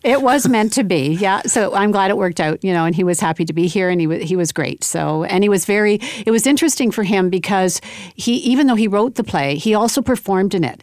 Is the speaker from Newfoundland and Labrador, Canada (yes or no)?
no; Winnipeg, Manitoba, Canada; I was born in Winnipeg.